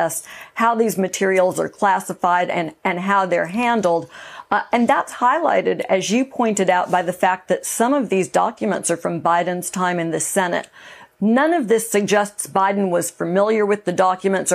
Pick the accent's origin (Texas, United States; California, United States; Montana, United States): California, United States; Monterey Park; I grew up in Monterey Park